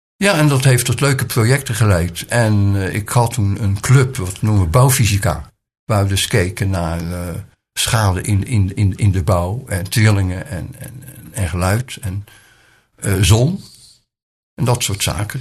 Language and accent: Dutch; Rotterdam, South Holland, Netherlands; now in Nieuw-Lekkerland, Netherlands; Ik ben geboren in Rotterdam. Ook mijn jeugd heb ik in deze stad eh, doorgebracht.